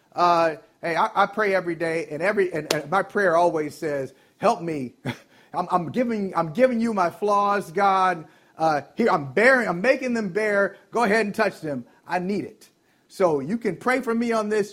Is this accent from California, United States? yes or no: no; Ohio, United States; moved away